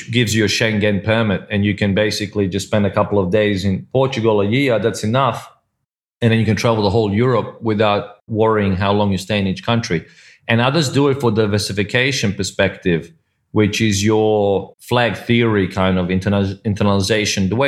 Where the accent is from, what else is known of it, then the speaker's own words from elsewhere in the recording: Australia; also born or lived in Croatia; now in Malta; I'm originally I was born in Croatia, so that is kind of close to home but it has those opportunities, as you said. And Malta, just like Cyprus, just like where you are, Mike, which is Singapore, where I lived before, which is Hong Kong, or where we're from, Australia